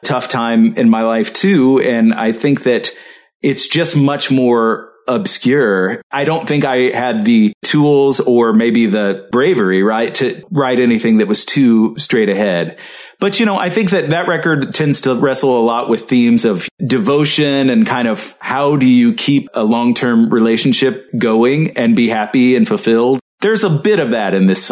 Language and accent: English; the South, United States; also born or lived in Mississippi / Arkansas; I'm from the South. You know, I grew up in Mississippi and Arkansas, and that's the way that my family talks